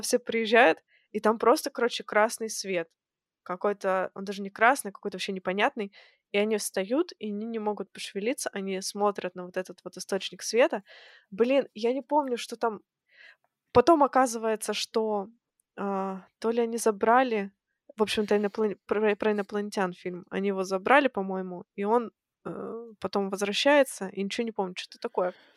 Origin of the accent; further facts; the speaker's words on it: Kazakhstan; moved away; я родом из Казахстана. Я жила в Казахстане в то время.